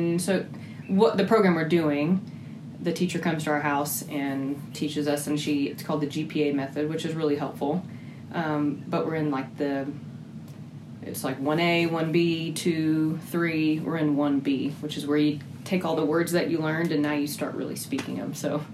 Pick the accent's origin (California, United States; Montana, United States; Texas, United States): Texas, United States; I am from, I guess you could say, Texas. I lived there longer, which leads into... I grew up in a military family, and so I moved around ever